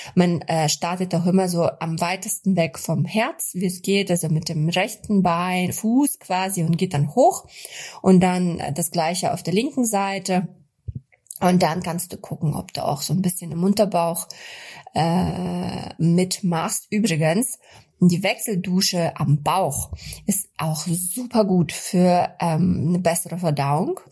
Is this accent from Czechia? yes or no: no; Kazakhstan; now in Germany; Ich komme ja aus Kasachstan. Wir hatten sonnige, super kalte Winter